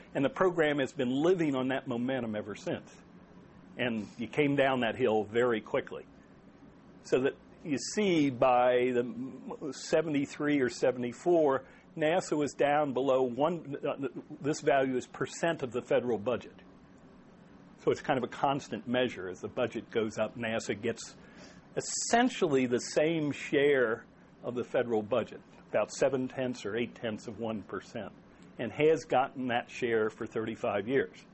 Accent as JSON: {"language": "English", "region": "Maryland", "country": "United States", "said": "it's my home state."}